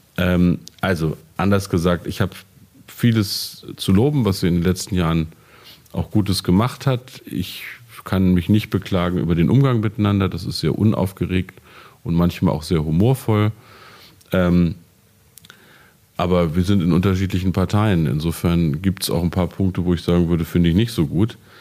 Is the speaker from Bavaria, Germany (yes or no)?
no; Peine, Lower Saxony, Germany; an meinem Gymnasium in meiner Heimatstadt in Peine